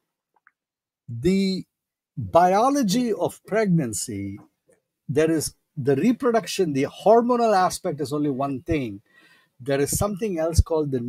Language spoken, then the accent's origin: English; India; moved away; growing up in India